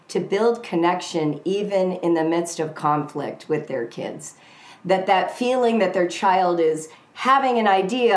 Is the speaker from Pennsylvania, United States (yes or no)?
no; Southern California, United States; I'm from Southern California